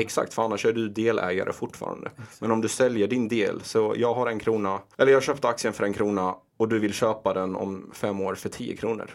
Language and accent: Swedish; Ronneby, Blekinge, Sweden; moved away as an adult; also born or lived in Iraq / Rosengård, Malmö; now in Stockholm, Sweden; vi flyttade till Ronneby och Kallinge, väldigt liten I byhåla i Blekinge. Mm. Och eh, där växte jag upp, gick eh, högstadiet, gymnasiet